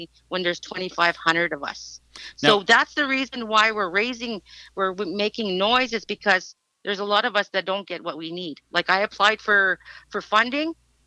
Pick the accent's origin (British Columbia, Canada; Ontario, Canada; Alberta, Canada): Alberta, Canada; Lac La Biche; I'm a grassroots Métis from born and raised in Lac La Biche